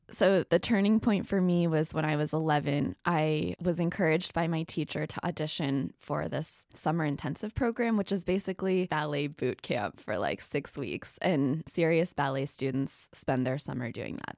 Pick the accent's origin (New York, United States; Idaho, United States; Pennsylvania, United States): Idaho, United States; Ketchum; I am from Ketchum, Idaho. It's where the Sun Valley Ski Resort is. Really small town